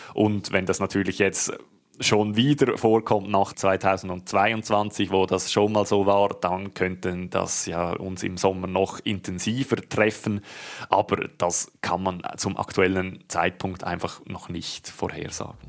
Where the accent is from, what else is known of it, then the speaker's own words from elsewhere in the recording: Switzerland; bei uns in der Schweiz